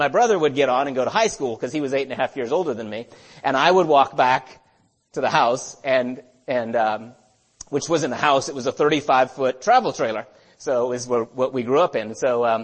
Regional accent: California, United States; I was born in California.

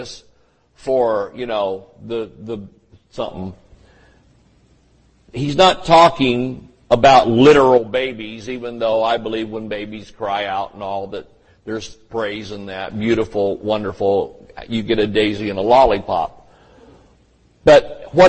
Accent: the South, United States; I grew up in the South where everybody explained things in those tones.

